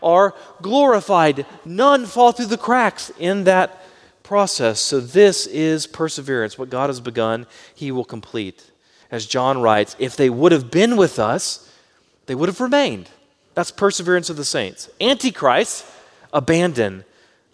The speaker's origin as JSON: {"language": "English", "town": "Baytown", "region": "Texas", "country": "United States", "tie": "born or raised there", "said": "I grew up in Baytown and things were a lot slower there"}